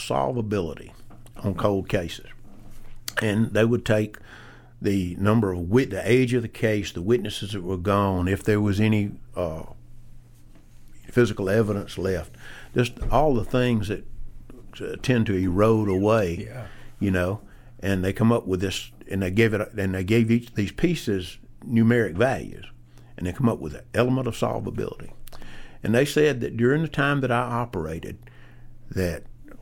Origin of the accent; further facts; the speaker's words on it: Hogansville, Georgia, United States; A local boy. I was born and raised in Hogansville.